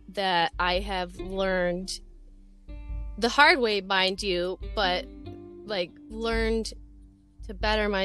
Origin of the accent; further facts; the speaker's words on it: Macomb, Michigan, United States; I grew up in Macomb, Michigan